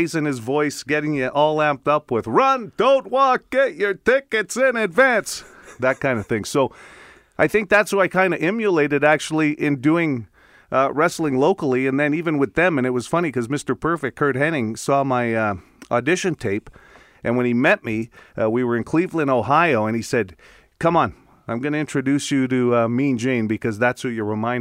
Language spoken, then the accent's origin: English; Winnipeg, Manitoba, Canada; I grew up here in Winnipeg